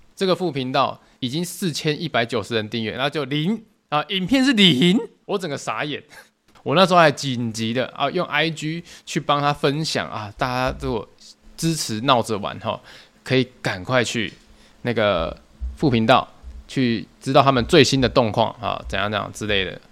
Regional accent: Tainan, Taiwan; 因为我是台南人，那我从以前到现在工作都没有离开台南过

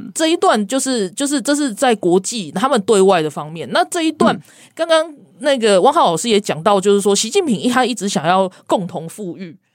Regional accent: Taiwan; moved away; 然后我们台湾人就是要告诉你，我们反对这种事情

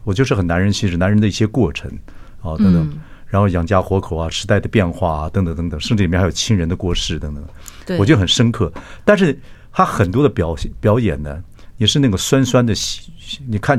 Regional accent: Taiwan; 以我们台湾人的这个

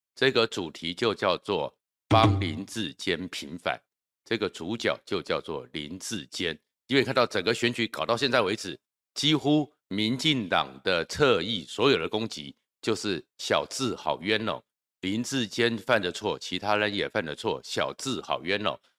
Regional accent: Taiwan; 我们台湾

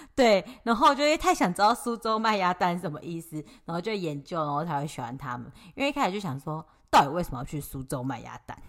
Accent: Taipei, Taiwan; 我那时候小时候住在台北

